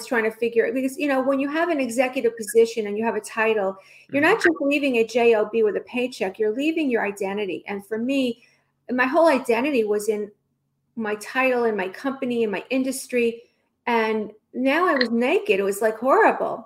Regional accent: New York, United States; now in Los Angeles, United States; I'm from New York

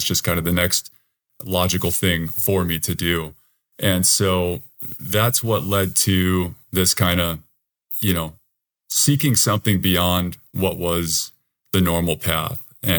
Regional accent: Tacoma, Washington, United States; I'm from Tacoma, Washington, and I'm currently a banker in Tacoma.

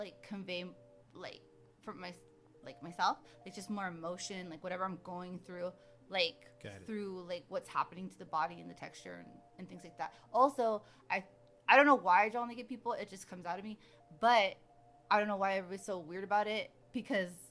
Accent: Bay Area, California, United States; moved away as an adult; also born or lived in La Jolla, California / Escondido, California / Fairfield, California / Alameda, California; now in Los Angeles, United States; we lived in Escondido till I was 9 and or 8, maybe, I don't know. And then like we moved to the Bay Area then

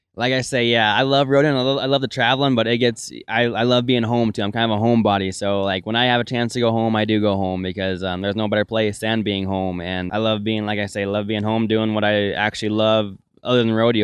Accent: Melstone, Montana, United States; I'm from Millstone, Montana, and I grew up in a ranch and rodeo family

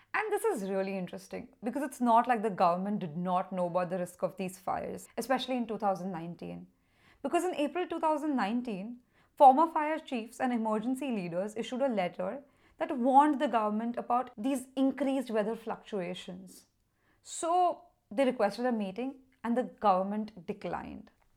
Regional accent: Mumbai, Maharashtra, India; my own country, which is India, of course. And I'm from Mumbai

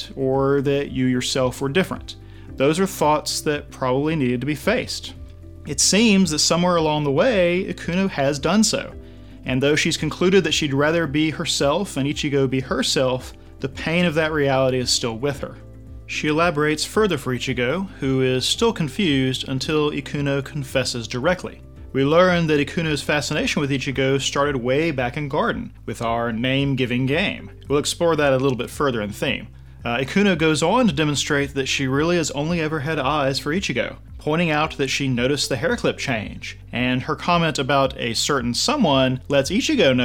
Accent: United States; I'm white, I'm American, I'm male

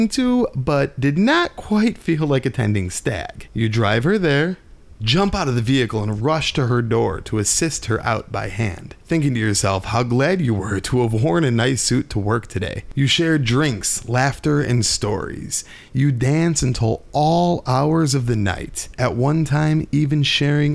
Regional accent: Illinois, United States; we are from Illinois

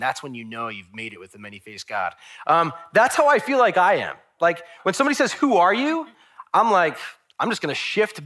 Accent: Long Island, New York, United States; I'm from Long Island

